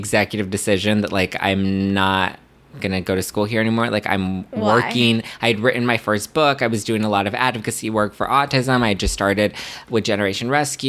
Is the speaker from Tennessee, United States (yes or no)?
no; Los Angeles, California, United States; I grew up here in LA. I'm one of like the only people was born and raised in Los Angeles and isn't gonna leave.